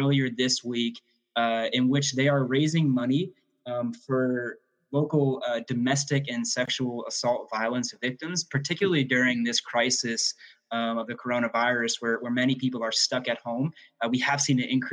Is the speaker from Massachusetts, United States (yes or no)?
yes; Massachusetts, United States; growing up in Massachusetts